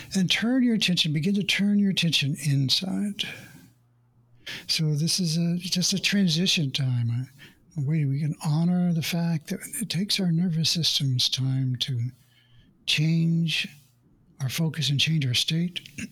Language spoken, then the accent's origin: English; Oklahoma, United States; I grew up in the Midwest in Oklahoma, in the United States